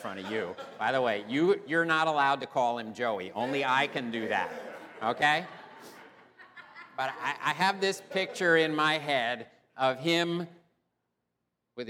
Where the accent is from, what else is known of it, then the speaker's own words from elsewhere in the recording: New Brunswick, New Jersey, United States; My life started in New Brunswick. I was born in Middlesex Hospital.